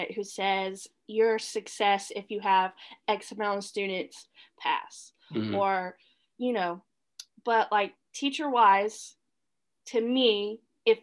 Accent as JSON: {"language": "English", "region": "Mississippi", "country": "United States", "tie": "born or raised there", "also_born_or_lived": "Mobile, Alabama / Chicago", "moved": "as an adult", "lives_now": "Florida, United States", "said": "I was born and raised in Mississippi"}